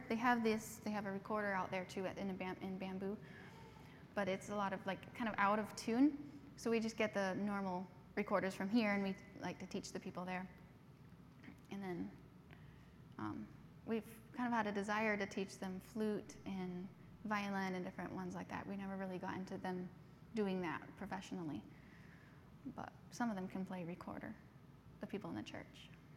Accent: Cameroon; So then we grew up in the English part. So we spoke like a kind of a British English, and also pidgin English.

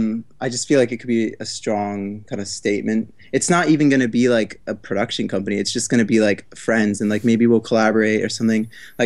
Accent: Tokyo, Japan; moved away as an adult; now in New York, United States; Yeah, and I'm from Tokyo originally. So like I moved here for for college, like three, four years ago.

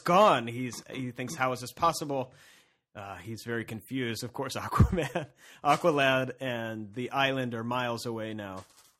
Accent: Cincinnati, Ohio, United States; We're not from the zoo. We're from Cincinnati.

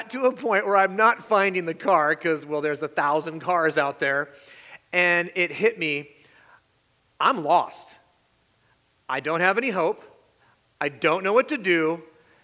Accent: California, United States; moved away; also born or lived in Salem, Oregon; I was born in California. I have family in California, but we lived in Oregon for a while

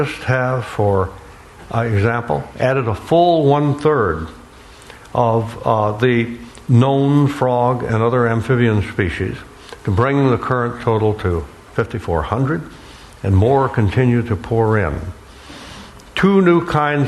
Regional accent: Alabama, United States; also born or lived in Florida; growing up on the Gulf Coast of Alabama and the Florida Peninsula

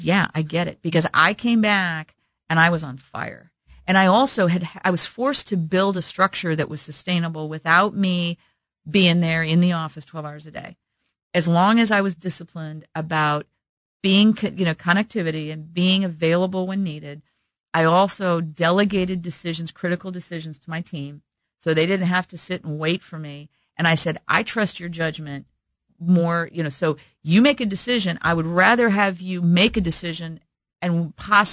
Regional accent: Midwest, United States; growing up in the Midwest with good Midwestern work ethic

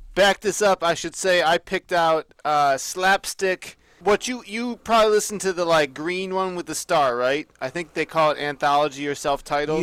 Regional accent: United States; I'm American

